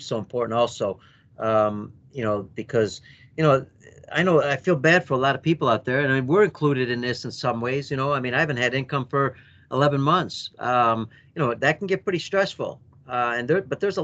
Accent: United States; my very first time as an American

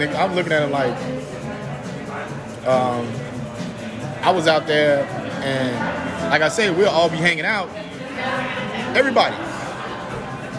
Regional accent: Chicago, Illinois, United States; I'm from the West Side

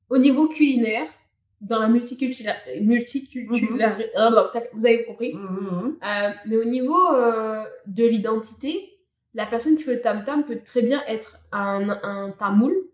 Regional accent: Réunion; c'est notre plus grande fierté, je pense, en tant que Réunionnais.

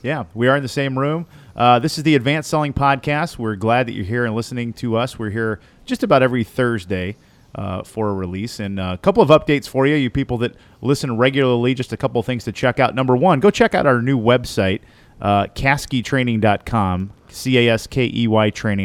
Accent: Southern Indiana, United States; I'm from Southern Indiana.

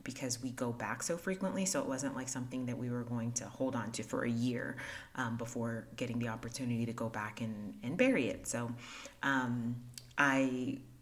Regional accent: Haiti; moved away; I was born in Haiti

